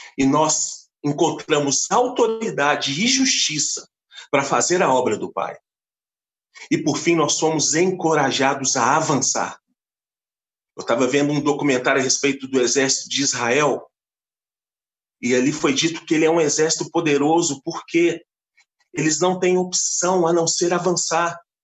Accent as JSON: {"language": "Portuguese", "town": "Belo Horizonte", "region": "Minas Gerais", "country": "Brazil", "said": "Sou da cidade de Belo Horizonte"}